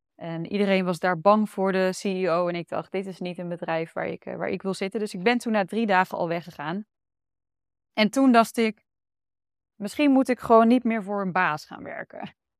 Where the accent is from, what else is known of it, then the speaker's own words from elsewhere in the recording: Almere, Flevoland, Netherlands; moved away as an adult; also born or lived in Amsterdam; now in Utrecht, Netherlands; Ik kom zelf uit Almere